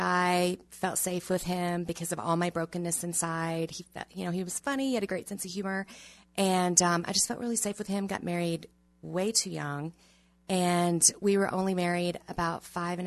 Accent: the South, United States; I was raised in the South

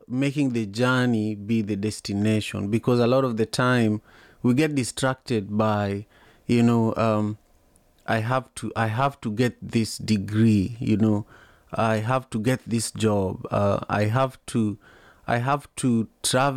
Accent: Kisumu, Kisumu County, Kenya; I was born and raised in Kisumu, Kenya

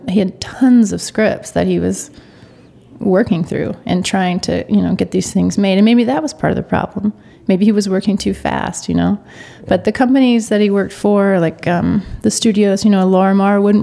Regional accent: Oklahoma, United States; I'm from Oklahoma

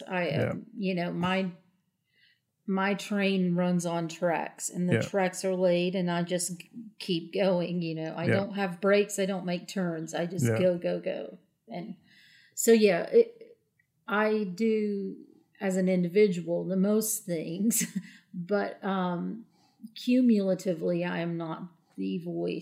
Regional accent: Appalachia, United States; I'm from Appalachia, which is a very different world

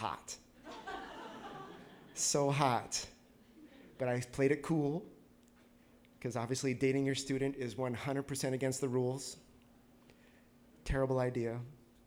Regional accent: Manitoba, Canada; moved away as an adult; also born or lived in Grand Forks, North Dakota / Tucson, Arizona; I grew up in Manitoba

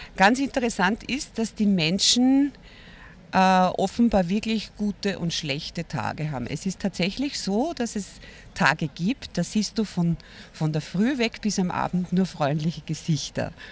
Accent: Vienna, Austria; ich bin aus Wien

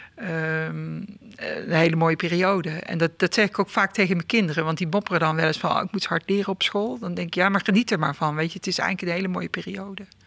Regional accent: southern Netherlands, Netherlands; in een eh, dorp in, het, in het zuiden van het land, maar dat hoor je volgens mij ook nog wel. Hè? Ik ben mijn accent niet verloren

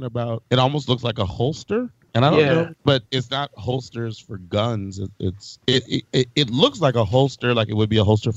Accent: Belize; I'm from Belize

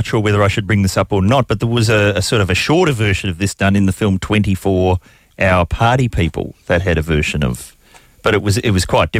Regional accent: New Zealand; I'm from New Zealand.

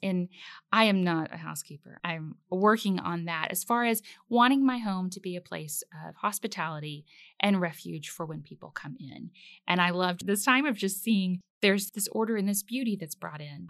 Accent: the South, United States; I grew up in the South mostly

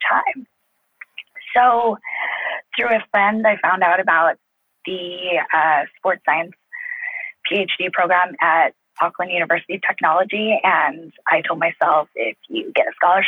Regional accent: Los Angeles, California, United States; also born or lived in Indiana; I'm actually from Los Angeles

